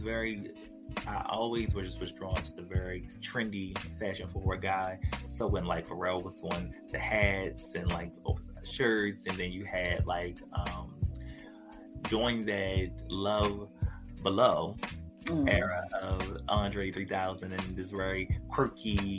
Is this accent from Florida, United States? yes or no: no; Baltimore, Maryland, United States; other natives from here felt like I don't sound as much like I'm from Baltimore. But people who aren't from here are like, oh, I could tell all day